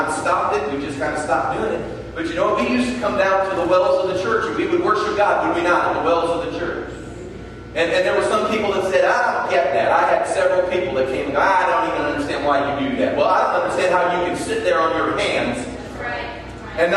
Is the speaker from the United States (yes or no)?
yes; United States